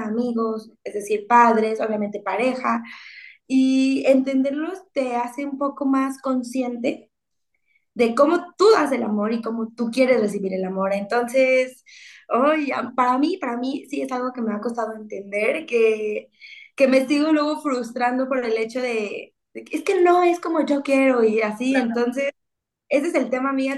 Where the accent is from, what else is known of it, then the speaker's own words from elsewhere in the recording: Mexico; una mexicana disfrutando de nuestro país